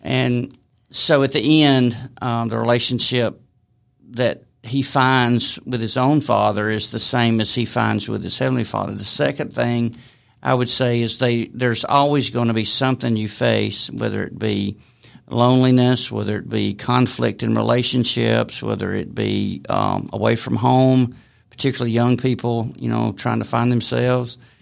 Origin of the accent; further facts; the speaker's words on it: Decatur, Alabama, United States; moved away as an adult; now in Ball Ground, United States; I grew up in Decatur, Coleman area